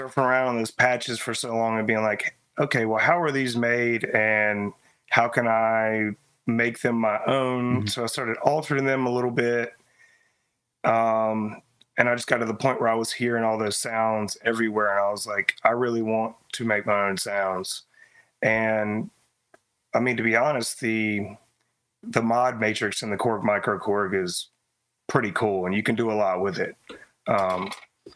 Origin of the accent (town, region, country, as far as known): Greensboro, North Carolina, United States; born or raised there